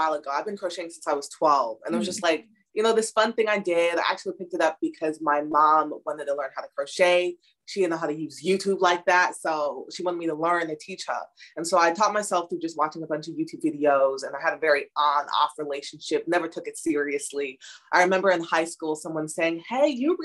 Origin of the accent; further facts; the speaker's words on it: Chicago, Illinois, United States; also born or lived in London, England; I grew up in the Chicago suburbs